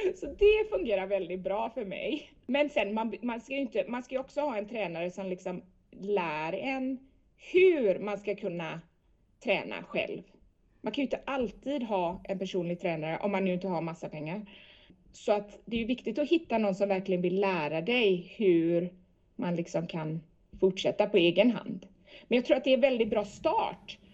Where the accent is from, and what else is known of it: Sweden; moved away